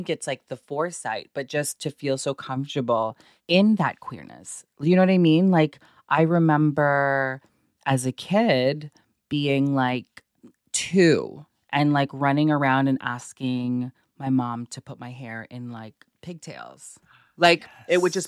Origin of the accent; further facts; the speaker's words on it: Toronto, Ontario, Canada; We moved to Scarborough in, I was 5.